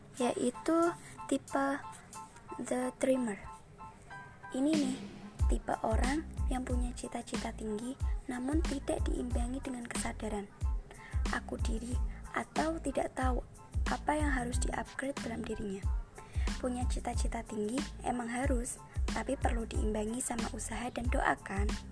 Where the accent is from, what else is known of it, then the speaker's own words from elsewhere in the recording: Kendal, Central Java, Indonesia; Saya lahir di Kendal, dua puluh delapan Juni dua ribu tiga, tepatnya enam belas tahun yang lalu